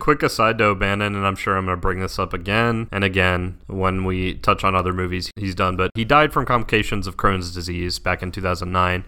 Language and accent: English; Southeast, United States; we're both from the Southeast and we're both very used to, like, podunk